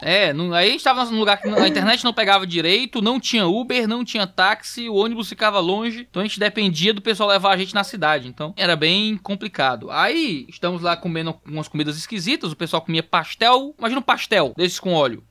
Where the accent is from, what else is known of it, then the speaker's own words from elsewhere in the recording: Ceará, Brazil; Saí do Ceará, couro fino, cearense.